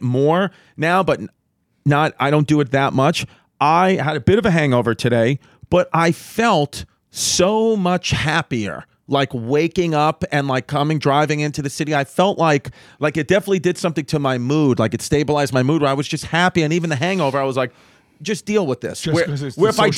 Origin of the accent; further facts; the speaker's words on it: United States; as American citizens, we have like a way of thinking when we're here